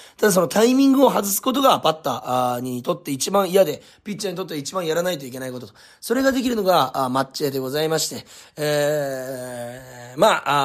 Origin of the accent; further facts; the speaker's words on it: Munakata High School, Fukuoka, Japan; 僕は宗像高校出身ということで、本当に地元も近いですし